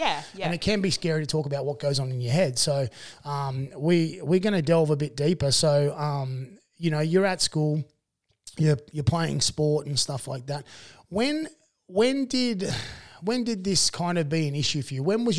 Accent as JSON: {"language": "English", "town": "Dubbo", "region": "New South Wales", "country": "Australia", "tie": "born or raised there", "also_born_or_lived": "Warren"}